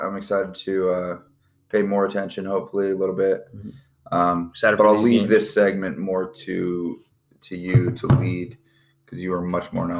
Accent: Arizona, United States; I'm from Arizona, so roots.

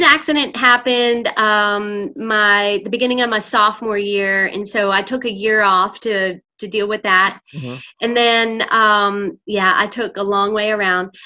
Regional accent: Winston-Salem, North Carolina, United States; moved away as an adult; also born or lived in Imperial Beach, California; now in Oakland, United States; I was born in Imperial Beach, California, and lived there uh, about three years. My parents split up, and her, my mom's parents lived in Winston-Salem.

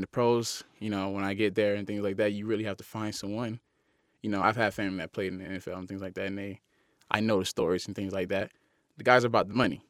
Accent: Miami, Florida, United States; moved away as an adult; also born or lived in Utah; growing up in Miami, I always, uh, was able to go to the University of Miami

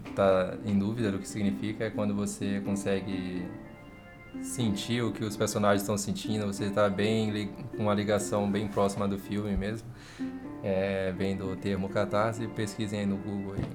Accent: Brazil; brasileiro e, e, a gente talvez a gente se sinta mais mobilizado por mortes, sei lá, esteja mais próximo da gente

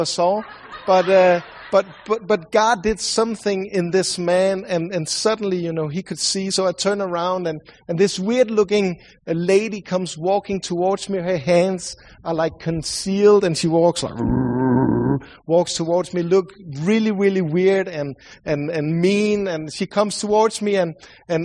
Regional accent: Sweden; accent: Swedish; English is a second language; sorry for my accent. I know I sound like the Swedish cook from the Muppet Show

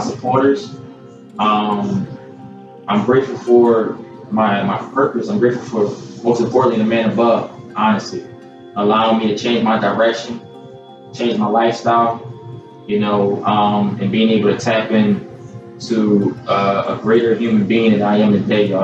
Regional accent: Philadelphia, Pennsylvania, United States; I'm from Philadelphia, PA originally

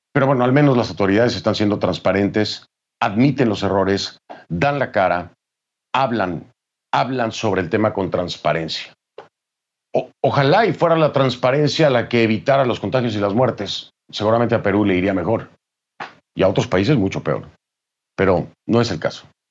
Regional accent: Mexico; México, de mi país.

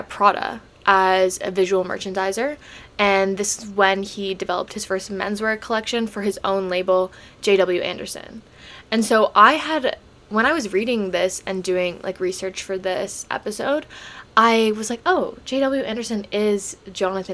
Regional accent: Canada; I'm Canadian

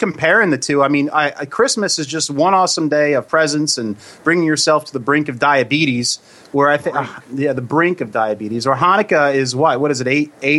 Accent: New Jersey, United States; we're from Jersey, but we love L.A.

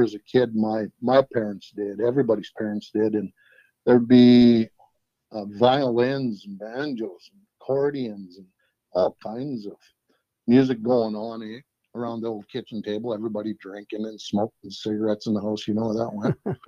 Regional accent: Fairview, United States; I grew up in Fairview. I was born and raised there.

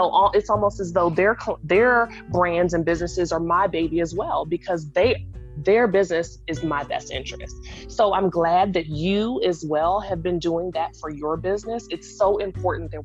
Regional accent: Washington, District of Columbia, United States; I'm from, raised, based, born and reared in Washington, D.C.

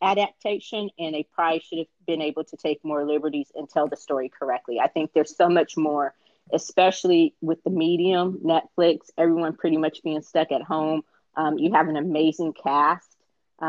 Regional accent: Indiana, United States; being from Indiana myself

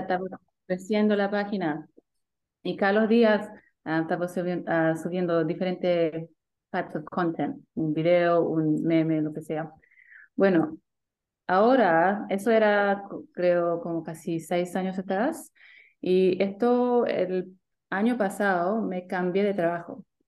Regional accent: Sydney, New South Wales, Australia; accent: Australian; mis papás son chilenos, llegaron aquí en 85 con mis hermanos y yo nací aquí en Sydney con mi hermana

